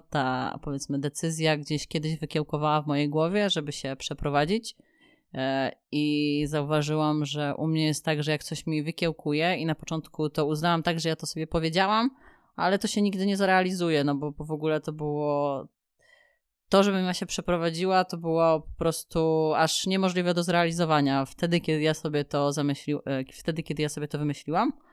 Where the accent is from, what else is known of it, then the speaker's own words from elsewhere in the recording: Kielce, Świętokrzyskie Voivodeship, Poland; E, wiesz co, w ostatnich latach Kielce naprawdę bardzo się rozwijają. E, ja tam, mi się tam bardzo dobrze mieszkało.